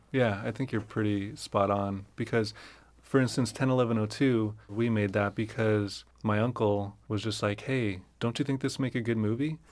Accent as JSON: {"language": "English", "town": "Fresno", "region": "California", "country": "United States", "tie": "born or raised there", "said": "I grew up in Fresno"}